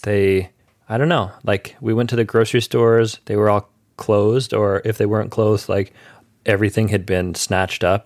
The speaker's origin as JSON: {"language": "English", "region": "Michigan", "country": "United States", "said": "I'm from Michigan"}